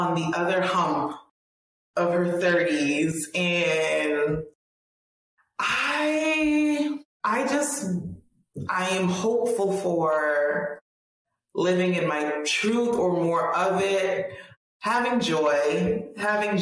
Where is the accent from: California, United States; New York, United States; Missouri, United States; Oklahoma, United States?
New York, United States; I am a New Yorker